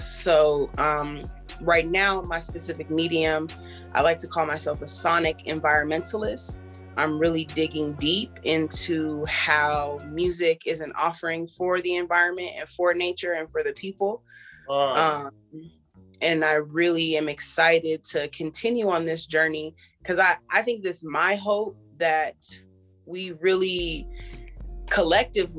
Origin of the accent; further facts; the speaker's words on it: Los Angeles, California, United States; also born or lived in Philadelphia / Joshua Tree, California; now in Philadelphia / Joshua Tree, United States; I'm definitely from Los Angeles, California